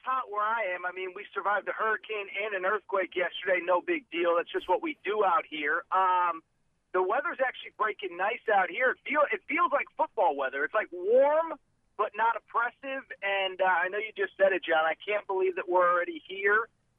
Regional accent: Connecticut, United States; moved away; I'm from Connecticut. I'm from the East Coast, so I've survived a hurricane or two in my day.

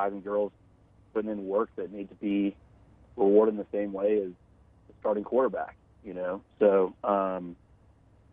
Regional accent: Little Rock, Arkansas, United States; We're both from Little Rock.

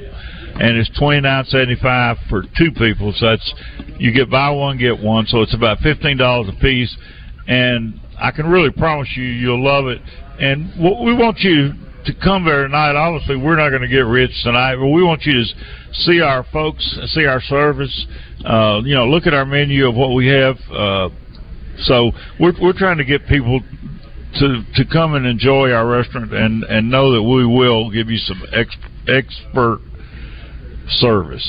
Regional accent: Tamo, Arkansas, United States; I'm from Tamo.

